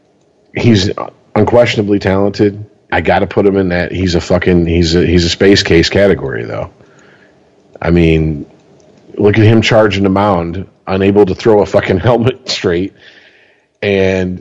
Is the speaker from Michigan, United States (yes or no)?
yes; Detroit, Michigan, United States; I love Detroit. It's my hometown